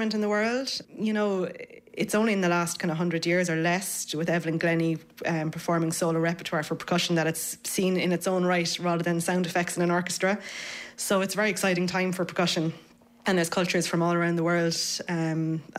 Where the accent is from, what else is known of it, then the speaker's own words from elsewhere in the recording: Cork, Munster, Ireland; now in Dublin, Ireland; I'm from Cork and I'm a percussionist now living in Dublin